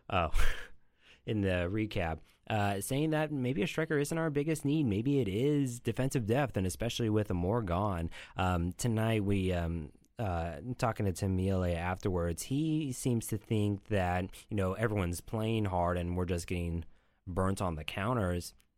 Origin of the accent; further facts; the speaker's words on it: Olathe, Kansas, United States; moved away as an adult; also born or lived in Poland; now in Chicago, United States; I grew up in Kansas City, Olathe specifically, for my whole life, uh, save for one year where I lived in Europe